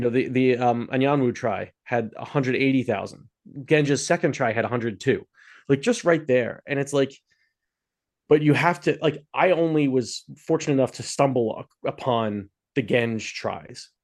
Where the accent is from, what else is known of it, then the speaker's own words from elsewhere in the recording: Philadelphia, Pennsylvania, United States; I'm from Philadelphia